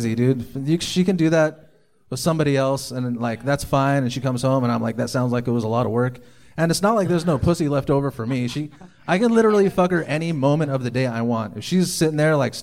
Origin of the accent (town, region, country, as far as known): Huntington Beach, California, United States; born or raised there